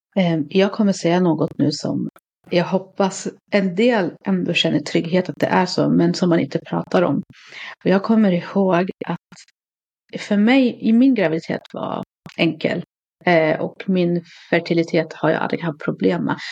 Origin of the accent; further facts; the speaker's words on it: Katrineholm, Södermanland, Sweden; jag är uppvuxen i Katrineholm, en ganska liten stad.